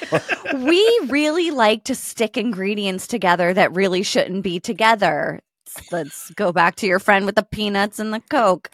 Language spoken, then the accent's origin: English; United States; I'm American